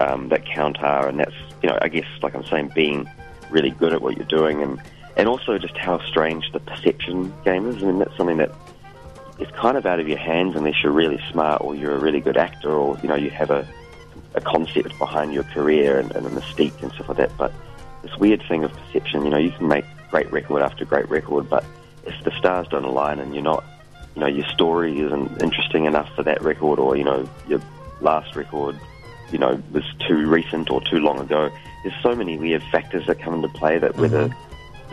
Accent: New Zealand; now in Brooklyn, United States; New Zealand as a home country

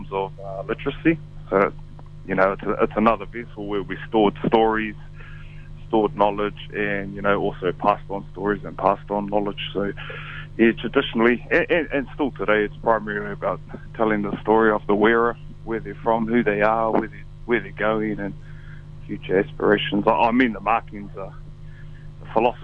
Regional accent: Tauranga, Bay of Plenty, New Zealand; Born and raised in Tauranga

